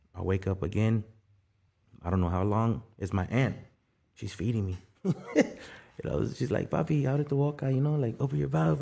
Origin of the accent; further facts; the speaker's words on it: South Gate, California, United States; also born or lived in Guatemala / Skid Row, Los Angeles; Nah, we didn't live in Southgate. We're from Southgate